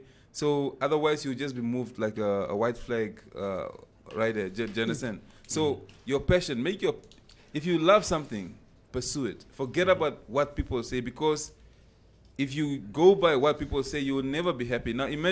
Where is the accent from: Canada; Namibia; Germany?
Namibia; born or raised there; also born or lived in Lubango, Angola / Cuba